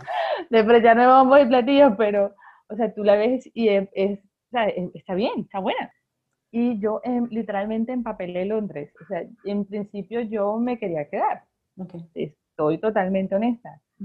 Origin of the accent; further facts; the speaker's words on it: Barranquilla, Atlántico, Colombia; soy barranquillera